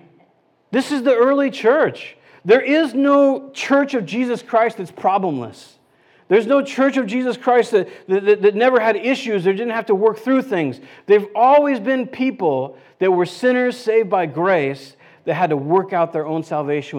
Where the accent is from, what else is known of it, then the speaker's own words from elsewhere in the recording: California, United States; I'm from California